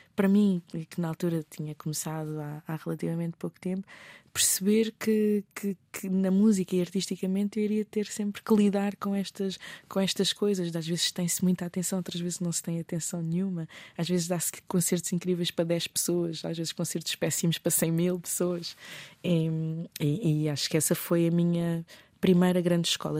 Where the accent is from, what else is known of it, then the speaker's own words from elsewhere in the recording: Mozambique; enquanto moçambicana